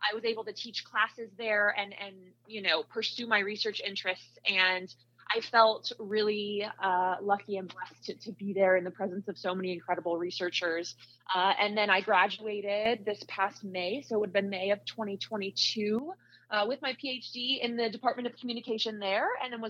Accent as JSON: {"language": "English", "region": "Iowa", "country": "United States", "tie": "born or raised there", "lives_now": "Utah, United States", "said": "I grew up in Iowa, so I went to Iowa State for my undergrad"}